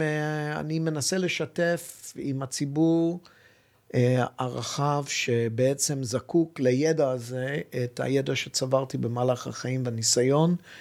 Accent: Hong Kong; now in Israel; יליד הונג קונג, ואבי גדל בשנגחאי

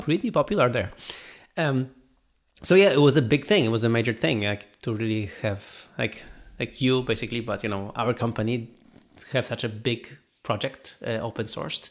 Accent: Gdynia, Pomeranian Voivodeship, Poland; my hometown of Gdynia

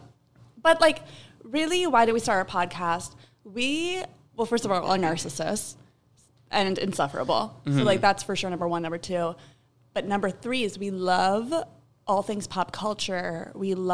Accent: Excelsior, Minnesota, United States; also born or lived in St. Louis Park, Minnesota; I'm from Excelsior, Minnesota

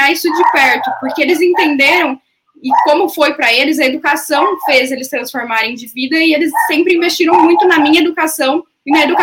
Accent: Campo Grande, Mato Grosso do Sul, Brazil; born there; Eu nasci em Campo Grande, Mato Grosso do Sul, na fronteira onde o Brasil foi Paraguai.

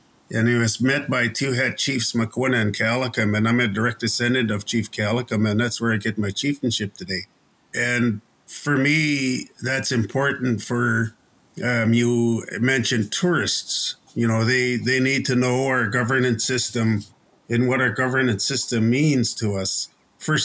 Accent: Mowachaht/Muchalaht First Nation, near Gold River, British Columbia, Canada; I come from the House of Tsisot, and I'm one of the hereditary chiefs for the Mo'ochit Nation, and I'm on a council of chiefs for the Mo'ochit Muchlet First Nation.

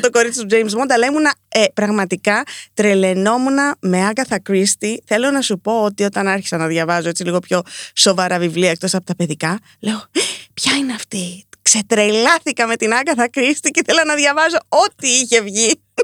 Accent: Nicosia, Cyprus; μεγαλώσαμε στη Λευκοσία, στην Κύπρο

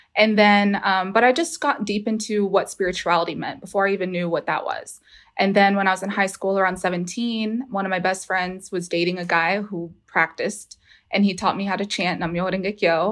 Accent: Houston, Texas, United States; I'm calling from Houston, Texas. I'm born from here

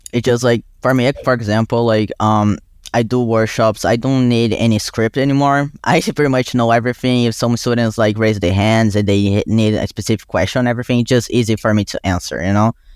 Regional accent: Brazil; English is a second language; moved away as an adult; now in New York, United States; I was born and raised in Brazil. I came to the U, U S for college

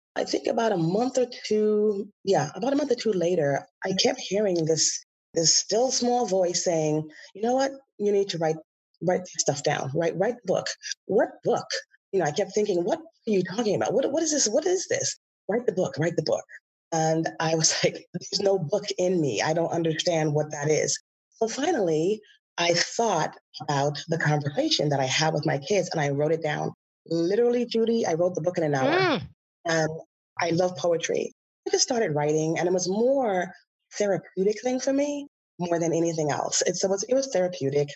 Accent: Bahamas; moved away as an adult; now in California, United States; I grew up in the Bahamas

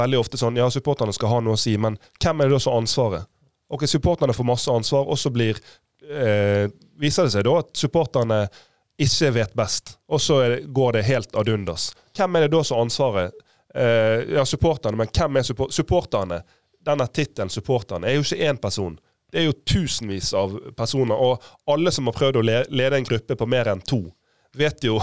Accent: Bergen, Vestland, Norway; Nå er jeg bergenser

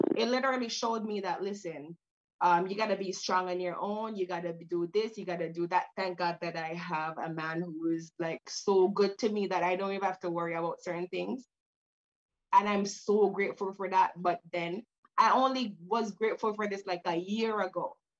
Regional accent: Jamaica; growing up, I'm I'm Jamaican, so I yeah. grew up in a in, in in a third country with our mom

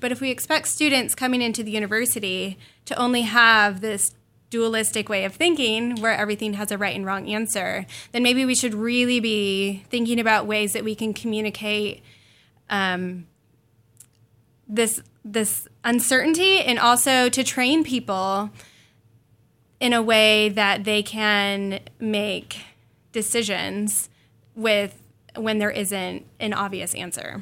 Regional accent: northern Indiana, United States; I'm originally from Indiana, northern Indiana

